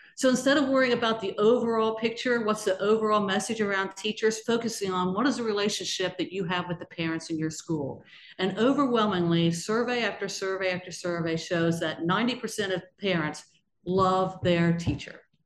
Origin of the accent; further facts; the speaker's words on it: Georgetown, Ohio, United States; I'm actually from Brown County, Ohio, a small town called Georgetown in Brown County, Ohio, which is down almost on the Ohio River